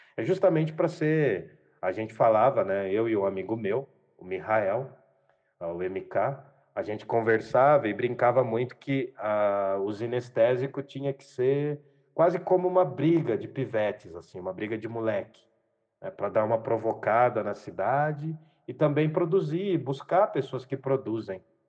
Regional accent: Jundiaí, São Paulo, Brazil; sou nascido e criado em Jundiaí, morei alguns anos fora da cidade

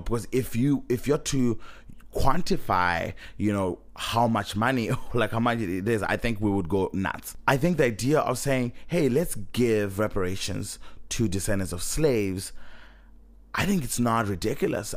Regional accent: Zimbabwe; moved away; I'm coming from Zimbabwe

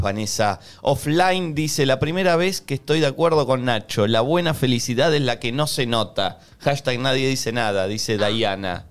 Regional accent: Conurbano, Buenos Aires Province, Argentina; los que venimos de un lugar eh, como, como el conurbano

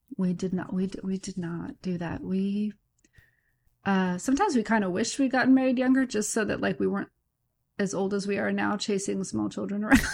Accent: Santa Maria, California, United States; also born or lived in Fresno, California; Santa Maria, California

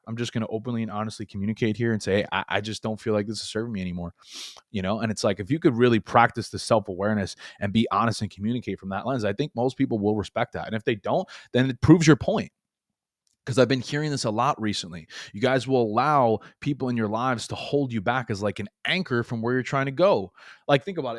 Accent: New York, United States; moved away as an adult; now in Florida, United States; I was born and raised in New York, and I moved from New York to Florida a couple years ago

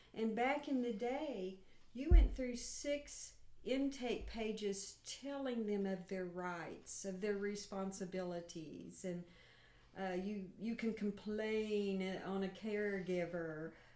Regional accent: Stigler, Oklahoma, United States; I'm from Stigler, Oklahoma

